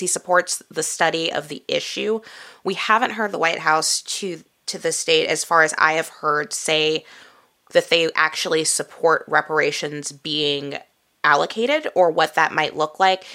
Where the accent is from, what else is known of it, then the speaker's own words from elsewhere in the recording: Midwest, United States; I grew up in the Midwest